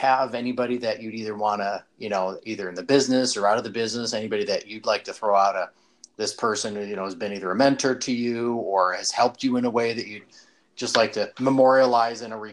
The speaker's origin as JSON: {"language": "English", "region": "Northeast", "country": "United States", "said": "I'm from the Northeast"}